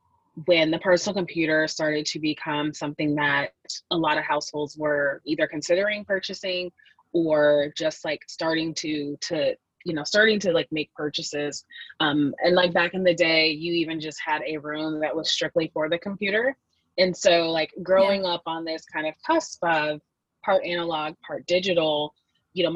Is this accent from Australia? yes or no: no; Seattle, Washington, United States; growing up in Microsoft land